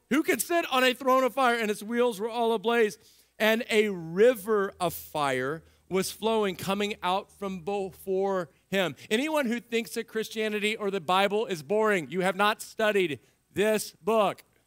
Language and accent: English; Central Texas, United States; moved away; I grew up in Central Texas